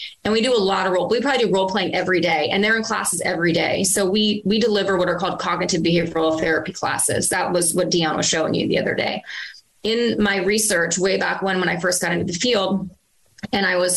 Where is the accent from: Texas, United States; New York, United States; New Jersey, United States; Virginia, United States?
Virginia, United States; moved away; I was in my hometown in Virginia